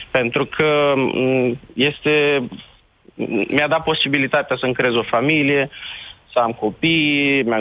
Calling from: Rome, Lazio, Italy; Deci, sunt …, uh, Salut. sunt de la Roma, okay. Italia.

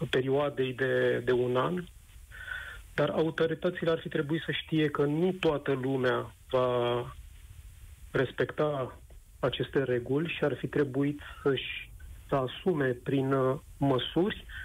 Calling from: Bucharest, Romania; Uh, te sunt din București.

